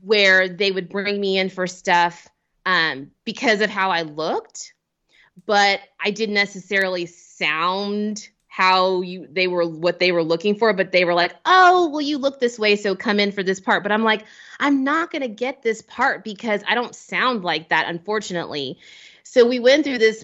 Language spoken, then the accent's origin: English; Cincinnati, Ohio, United States; moved away; I'm an Ohio native